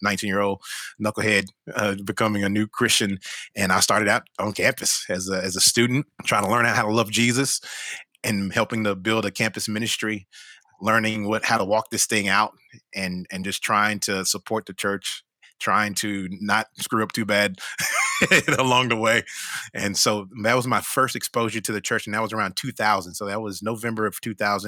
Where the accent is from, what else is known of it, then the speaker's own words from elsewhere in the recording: Fort Worth, Texas, United States; moved away as an adult; now in Austin, United States; I had moved from Fort Worth, which is my hometown, grew up there